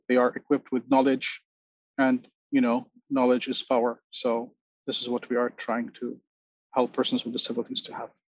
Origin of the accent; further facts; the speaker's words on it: Lebanon; now in New York, United States; I am originally from Lebanon, currently living in New York.